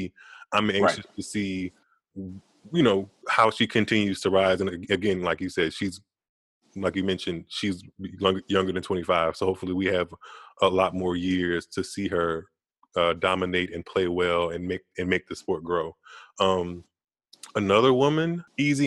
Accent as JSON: {"language": "English", "country": "United States", "said": "I'm American"}